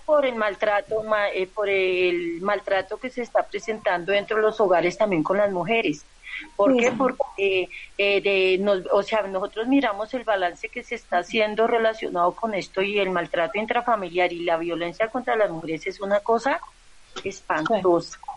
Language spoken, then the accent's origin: Spanish; Santander, Colombia; Yo soy de, de Santander Nacional